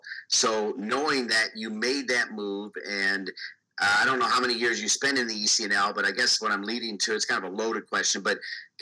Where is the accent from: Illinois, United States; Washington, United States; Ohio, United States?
Ohio, United States; I'm also from Ohio. And as I mentioned, it's 419 area code.